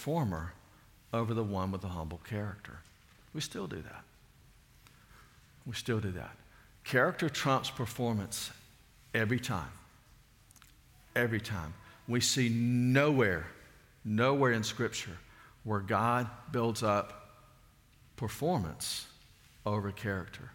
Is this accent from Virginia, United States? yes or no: no; Alabama, United States; growing up in Alabama